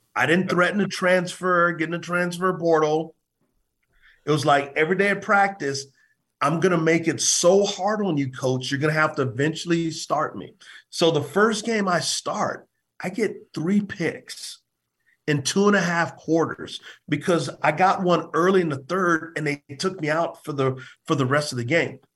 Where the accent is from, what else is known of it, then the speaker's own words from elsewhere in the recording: San Antonio, Texas, United States; moved away; also born or lived in Provo, Utah; both of us from San Antonio. We're from Texas.